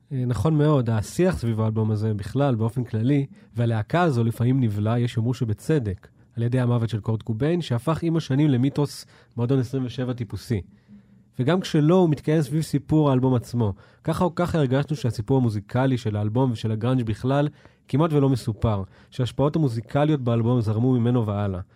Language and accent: Hebrew; Israel; מה, מאיפה אתה בישראל? ואני כאילו, אמ, מתל אביב